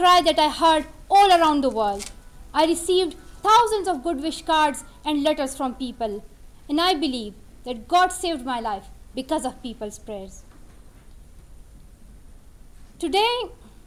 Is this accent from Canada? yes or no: no; Swat Valley, Khyber Pakhtunkhwa, Pakistan; my life in the beautiful valley of Swat in Pakistan